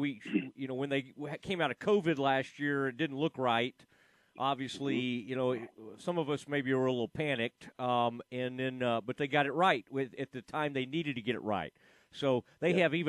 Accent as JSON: {"language": "English", "town": "Dallas", "region": "Texas", "country": "United States", "tie": "born or raised there", "said": "I grew up in the Dallas area"}